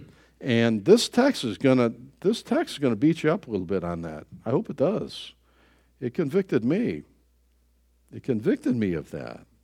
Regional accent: United States; I was born in the United States

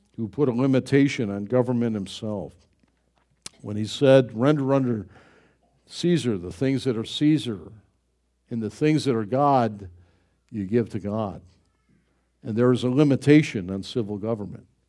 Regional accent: United States; I'm an American

